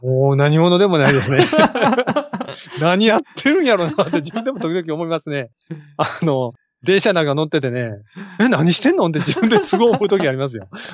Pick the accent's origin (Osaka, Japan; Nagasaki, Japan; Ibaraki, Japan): Osaka, Japan; 私大阪の、大阪生まれの大阪育ち